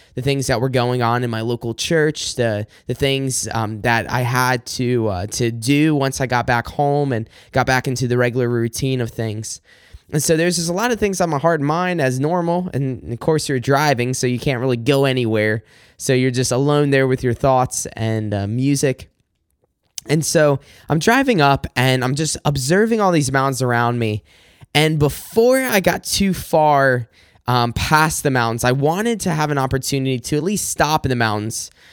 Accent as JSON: {"language": "English", "region": "South Carolina", "country": "United States", "moved": "as an adult", "lives_now": "Michigan, United States", "said": "I am originally from South Carolina. I moved up here to Michigan in two thousand sixteen."}